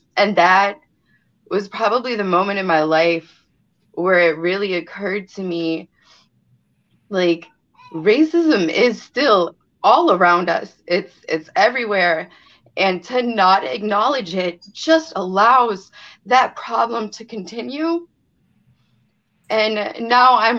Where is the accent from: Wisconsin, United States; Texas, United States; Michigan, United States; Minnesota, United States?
Wisconsin, United States; Beloit; I'm from Beloit, Wisconsin